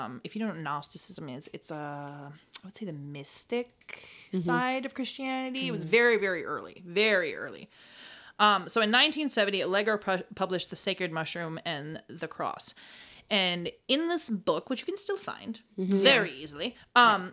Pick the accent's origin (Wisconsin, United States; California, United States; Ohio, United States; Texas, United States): Wisconsin, United States; Rhinelander; I was born in Rhinelander